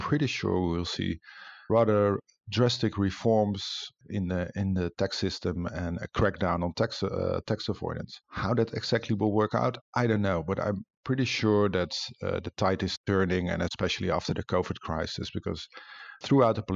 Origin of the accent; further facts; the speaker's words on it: Netherlands; I come from the Netherlands, which has a similar reputation